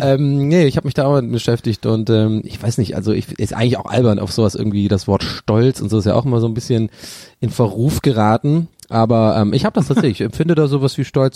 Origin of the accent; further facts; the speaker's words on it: Ireland; Bei uns in Irland